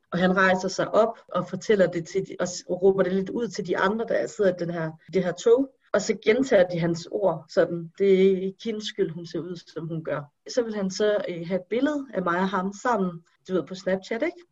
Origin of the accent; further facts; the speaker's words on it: Denmark; jeg er født og opvokset i Danmark